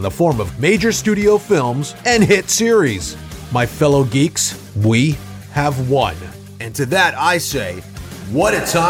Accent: New York City, New York, United States; I grew up in New York City in the 1980s on a steady diet of comic books

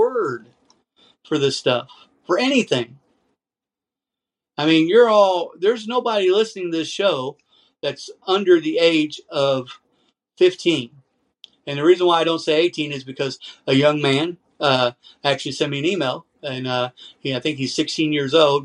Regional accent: United States; I'm an American. I was raised here

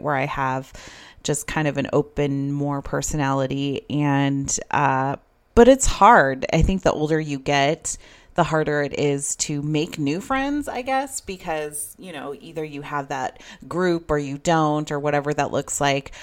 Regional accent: Idaho, United States; moved away as an adult; also born or lived in Arizona; I moved from Idaho to Arizona, started school at N A U

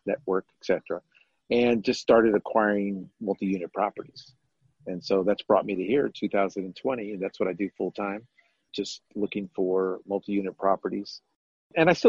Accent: San Antonio, Texas, United States; moved away as an adult; also born or lived in Las Vegas, Nevada / North Carolina; I'm originally from San Antonio. I was born and raised here

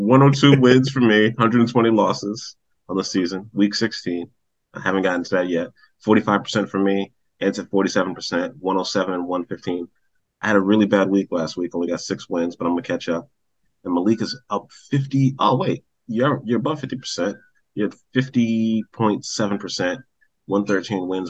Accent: New York City, New York, United States; we all grew up in New York

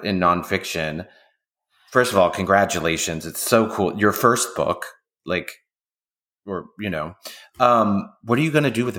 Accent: Oakland, California, United States; Oh, I'm from Oakland.

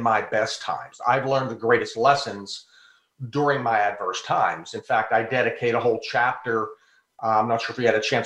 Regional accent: Pittsburgh, Pennsylvania, United States; also born or lived in Burgettstown, Pennsylvania; now in Tampa, United States; I live in Tampa, Florida, but I'm home in Pittsburgh now

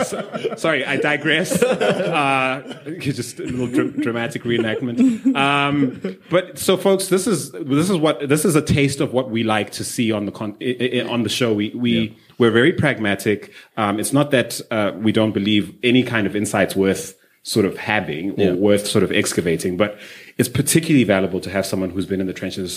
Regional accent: Zimbabwe; So, I'm from Zim. Shout out to you.

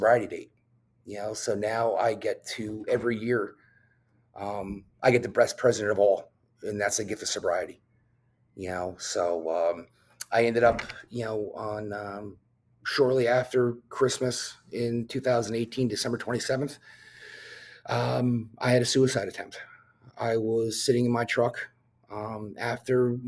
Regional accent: New Jersey, United States; I drove to the top of this mountain in my hometown, which had a beautiful scenic view of New York City.

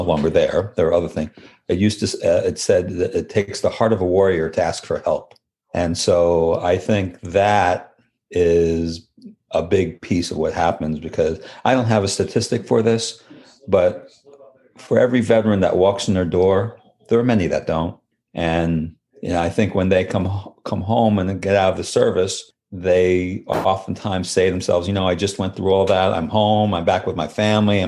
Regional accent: New York, United States; now in Rhode Island, United States; I'm originally from New York

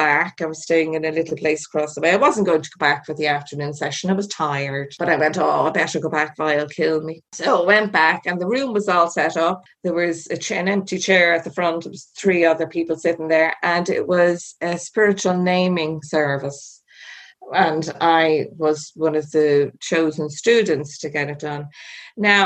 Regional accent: Ireland; Being Irish

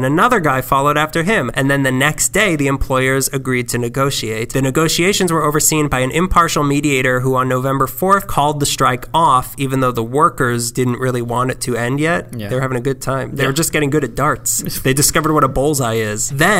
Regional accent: East Los Angeles, California, United States; born there; I was born in East LA. That's me doing drugs.

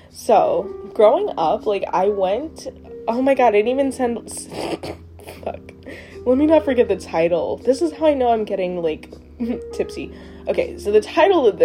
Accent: Trinidad & Tobago; I'm black, I'm Trinidadian

